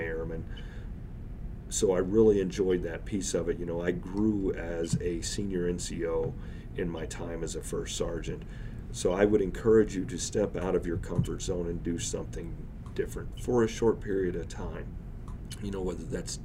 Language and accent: English; Oklahoma, United States; moved away; also born or lived in Missouri; I grew up in Oklahoma and Missouri.